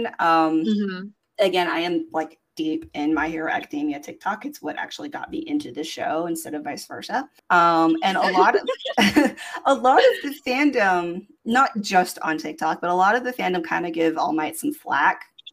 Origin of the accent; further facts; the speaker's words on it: United States; I guess I'm just coming from the American standpoint of it